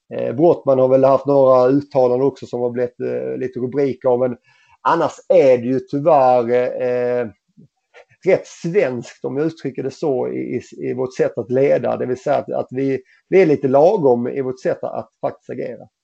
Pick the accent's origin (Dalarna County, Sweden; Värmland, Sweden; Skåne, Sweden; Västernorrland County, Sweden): Skåne, Sweden; Helsingborg; moved away as an adult; also born or lived in Gothenburg; i FC Helsingborg i min lilla trygga miljö där jag vuxit upp, eh, eller vuxit upp och i min hemstad